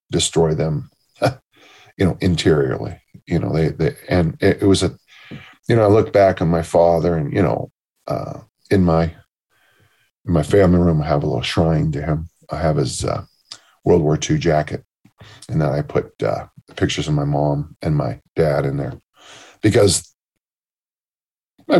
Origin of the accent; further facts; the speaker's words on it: South San Francisco, California, United States; my hometown of South City is poor. And then of course it's San Mateo County